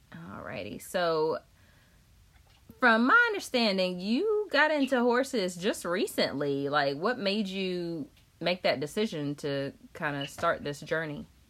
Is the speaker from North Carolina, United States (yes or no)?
yes; Chapel Hill, North Carolina, United States; I work in North Raleigh, so it's right down the street from Wake Forest, and I'm from Chapel Hill.